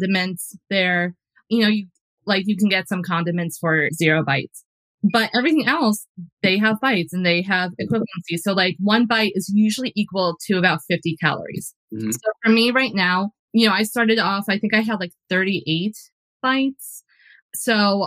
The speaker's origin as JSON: {"language": "English", "region": "New Jersey", "country": "United States", "tie": "born or raised there", "said": "I grew up in New Jersey. So like I grew up, you know, half an hour outside of New York City"}